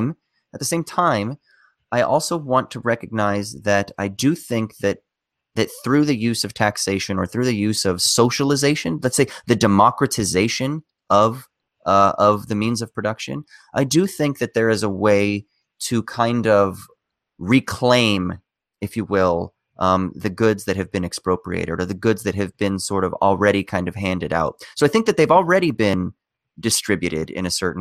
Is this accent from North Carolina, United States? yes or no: no; Orange County, California, United States; also born or lived in Glasgow; I grew up in America, in a very wealthy part of America, in Orange County